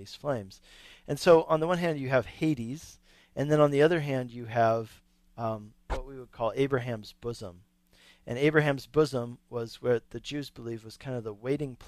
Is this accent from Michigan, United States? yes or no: no; Longmont, Colorado, United States; here in my hometown of Longmont, Colorado